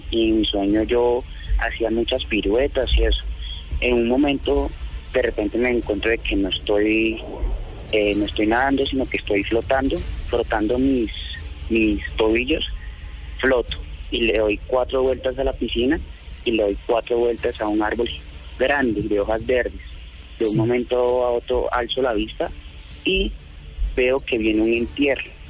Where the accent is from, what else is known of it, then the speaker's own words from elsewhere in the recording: Caldas, Antioquia, Colombia; Yo soy del municipio de Caldas, en Antioquia